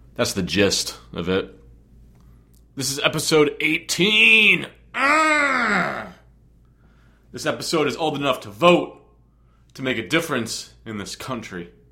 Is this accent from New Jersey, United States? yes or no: yes; New Jersey, United States; also born or lived in Long Island, New York; I was born on Long Island, and I moved to New Jersey when I'm three. I guess I'm a strong Islander, but I'm way more of a Jersey-er.